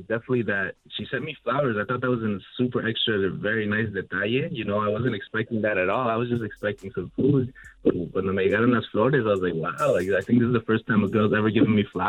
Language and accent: English; Toronto, Ontario, Canada; I am from Toronto